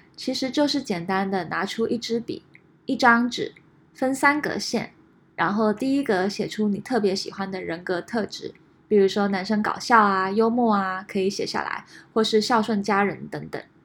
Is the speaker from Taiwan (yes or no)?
yes; Taiwan; moved away as an adult; also born or lived in United States / France; now in San Francisco Bay Area, United States; 我在台湾长大，后来在美国留学